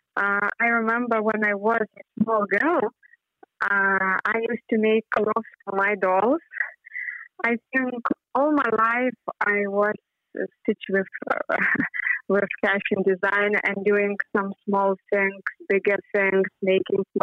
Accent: Lithuania; I am from Lithuania

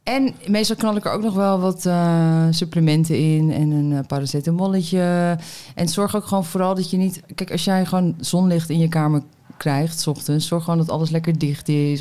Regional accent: Meppel, Drenthe, Netherlands; now in Amsterdam, Netherlands; ben in Meppel geboren

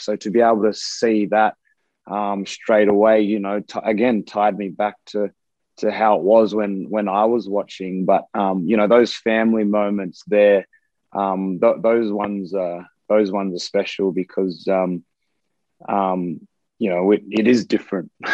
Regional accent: Australia; moved away; being away from Australia and being on the other side of the world

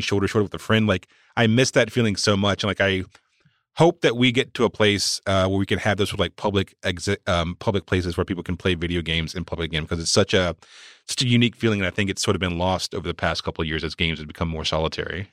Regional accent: Walnut Cove, North Carolina, United States; born or raised there; moved away

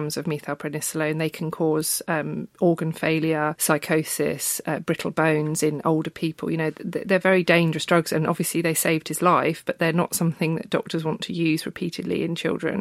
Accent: Brighton, South East England, United Kingdom; moved away; And I'm from Brighton originally.

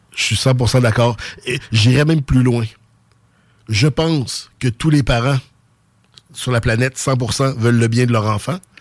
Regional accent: Quebec City, Quebec, Canada; accent: Sainte-Foy; octobre 83, j'avais huit mois, donc je parlais pas. Fait que dites-vous que j'ai l'accent de Sainte-Foy

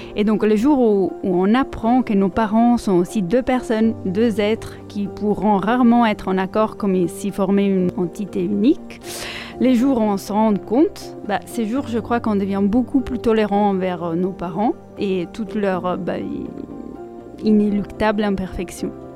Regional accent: Italy; first language Italian; French is a second language; moved away; je suis italienne, comme euh, je pense vous entendez. Euh, et donc ma langue maternelle, l'italien

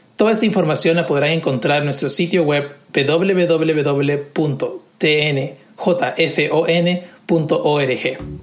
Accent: Lima, Peru; moved away as an adult; now in Nashville, United States; Nací y crecí en Lima, Perú

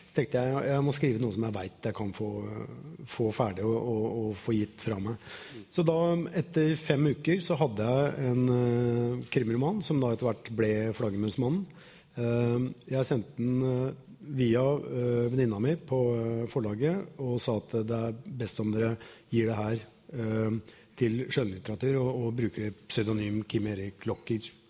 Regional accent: Bømlo, Vestland, Norway; born there; Jeg ble født på Bømlo.

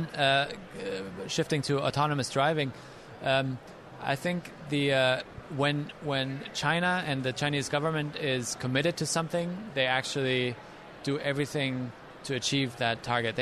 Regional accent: Germany; moved away as an adult; now in United States; my home country, Germany

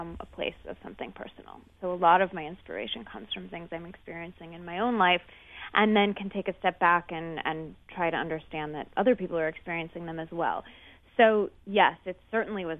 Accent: Seattle, Washington, United States; I grew up in Seattle

